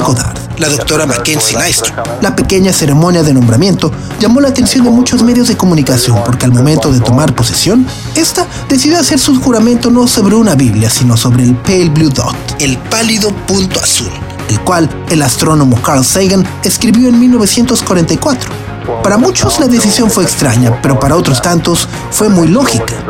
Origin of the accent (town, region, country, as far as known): Mexico